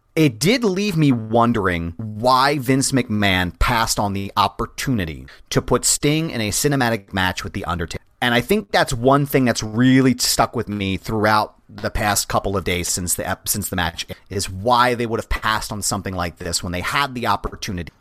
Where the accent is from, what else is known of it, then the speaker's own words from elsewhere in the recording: Philadelphia, Pennsylvania, United States; I grew up in Philly